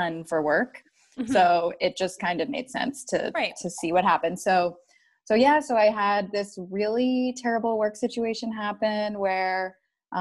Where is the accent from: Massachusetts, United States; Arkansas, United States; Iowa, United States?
Massachusetts, United States; Boston; moved away as an adult; now in San Diego, United States; I am from Boston, Mass